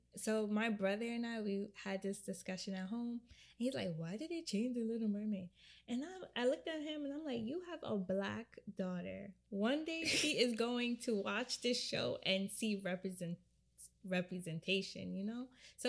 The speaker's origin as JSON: {"language": "English", "country": "Jamaica", "said": "So, I'm Jamaican."}